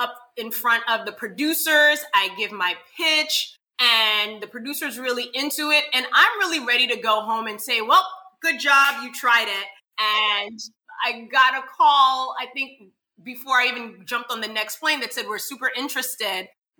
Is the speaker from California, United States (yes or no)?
no; New York City, New York, United States; moved away; That's my hometown. That's where I'm from